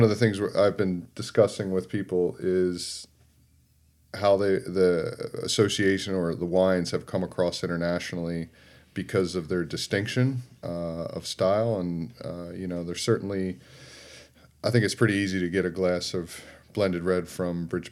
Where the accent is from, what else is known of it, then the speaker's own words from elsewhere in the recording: Philadelphia, Pennsylvania, United States; moved away; I'm from Philly